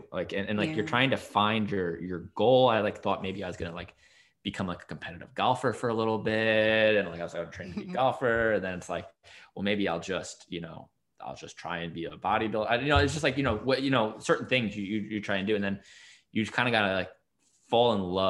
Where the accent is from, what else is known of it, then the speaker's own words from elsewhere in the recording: New York, United States; I'm from New York originally, so it's not quite New England, but close enough.